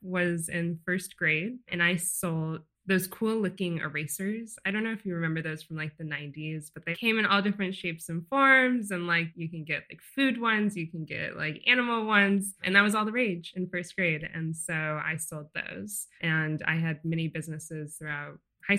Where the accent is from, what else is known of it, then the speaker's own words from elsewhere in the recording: Santa Barbara, California, United States; I'm from Santa Barbara, which is a small beach town in California